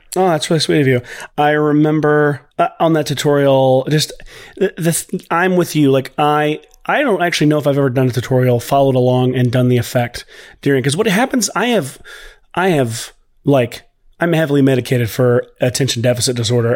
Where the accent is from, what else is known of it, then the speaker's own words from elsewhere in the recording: Nashville, Tennessee, United States; also born or lived in Los Angeles / Waco, Texas; I'm from Nashville, Tennessee. Uh, I am here currently.